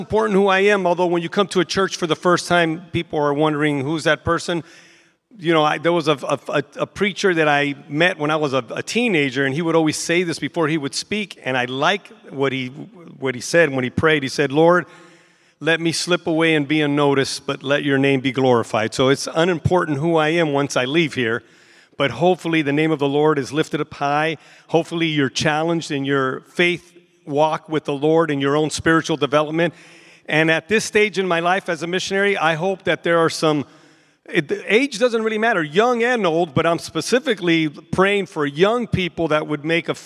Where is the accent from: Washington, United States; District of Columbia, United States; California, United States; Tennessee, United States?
California, United States; San Francisco; I was born and raised in San Francisco, California